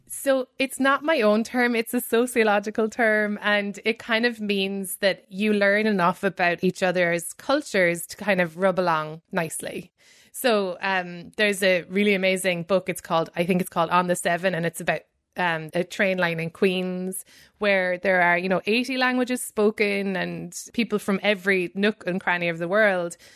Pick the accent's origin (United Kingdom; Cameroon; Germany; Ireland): Ireland; moved away; coming from, you know, a formerly colonized country